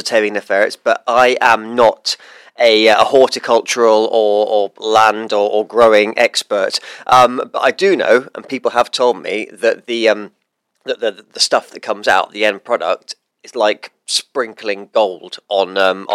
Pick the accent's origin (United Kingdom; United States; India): United Kingdom; England; now in New Zealand; me being an Englishman